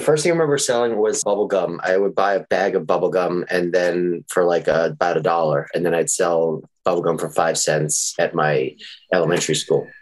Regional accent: New York, United States; also born or lived in Texas; now in Los Angeles, United States; when I was growing up in New York, as I mentioned, my best friend for one year was a guy by the name of Andy, and we connected and then I moved to Texas

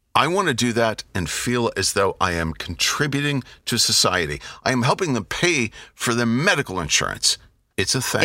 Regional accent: United States; I'm an American.

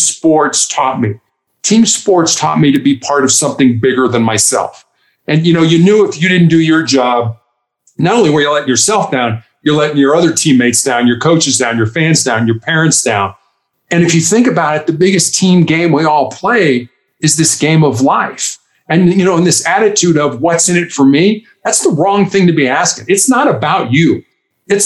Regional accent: Chicago, Illinois, United States; moved away as an adult; also born or lived in Charleston, South Carolina; I am from Chicago

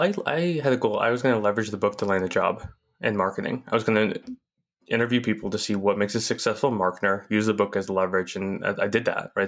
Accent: Chandler, Arizona, United States; I grew up in Chandler, Arizona, in the suburb of Phoenix

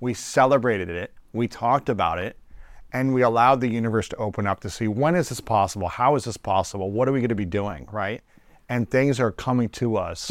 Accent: United States; growing up in America

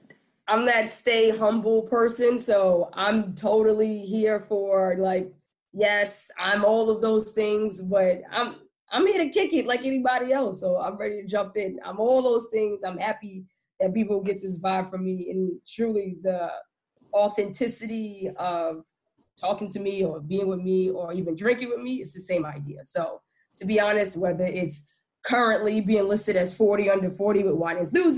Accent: Harlem, New York, United States; now in Lisbon, Portugal; from Harlem, now by way of Lisbon, Portugal. And I'm excited to be on the show.

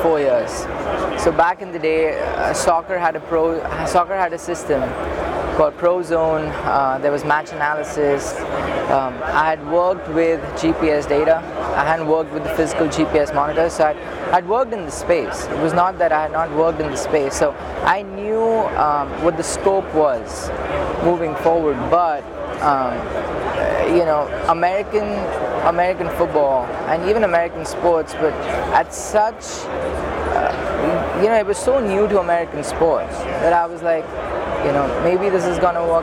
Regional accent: India; moved away as an adult; now in United States; I'm originally from India, and I studied engineering

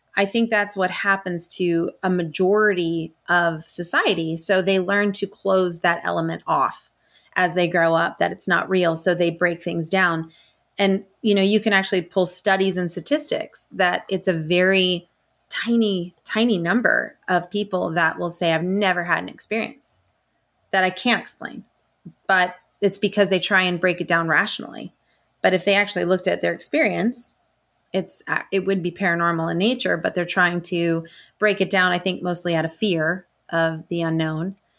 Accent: Estes Park, Colorado, United States; also born or lived in Tucson, Arizona; I was born in Tucson, Arizona, and then I grew up in Estes Park

